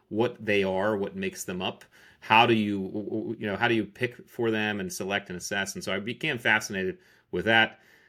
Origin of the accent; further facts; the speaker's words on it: Connecticut, United States; Yeah, sure. I grew up in Connecticut. I joined the Navy.